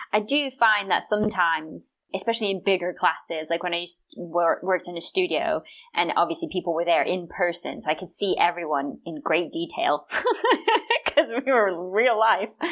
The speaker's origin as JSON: {"language": "English", "region": "South Carolina", "country": "United States", "said": "I'm from South Carolina"}